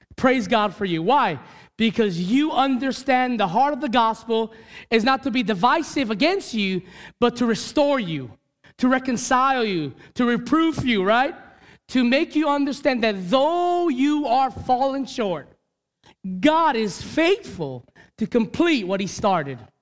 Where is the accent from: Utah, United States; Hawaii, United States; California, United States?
Hawaii, United States; as a Hawaiian, as a Kanaka